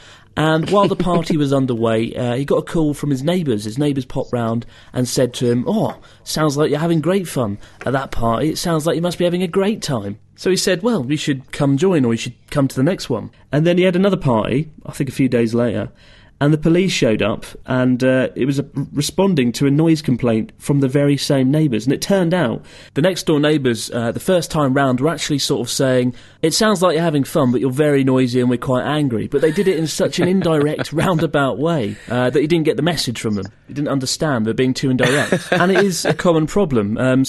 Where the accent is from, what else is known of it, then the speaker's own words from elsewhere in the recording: United Kingdom; moved away as an adult; now in Japan; being British.